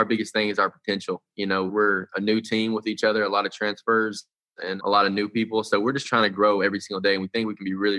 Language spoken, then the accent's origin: English; Gate City, Virginia, United States; moved away as an adult; now in Lubbock, United States; I'm from Gate State, Virginia. It's real southern, so this is kind of more like my hometown than D.C.